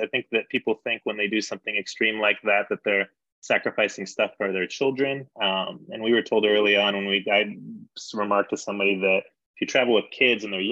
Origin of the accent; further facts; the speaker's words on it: San Diego, California, United States; now in Denver, United States; I was born in Denver, but I grew up in San Diego